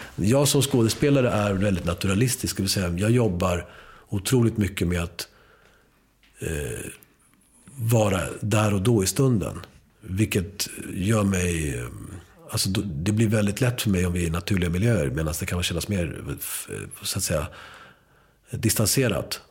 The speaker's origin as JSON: {"language": "Swedish", "country": "Sweden", "tie": "born or raised there", "first_language": "Spanish", "second_language": "Swedish", "said": "spanska skulle vara mitt modersmål fast jag började skolan här"}